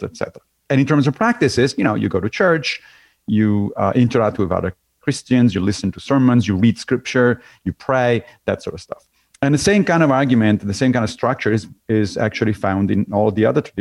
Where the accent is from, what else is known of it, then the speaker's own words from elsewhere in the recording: Rome, Lazio, Italy; moved away as an adult; now in New York, United States; I grew up in Rome.